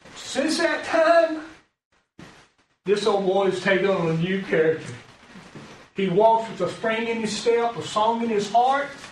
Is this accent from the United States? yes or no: yes; Alabama, United States; moved away as an adult; also born or lived in Virginia; I'm from Alabama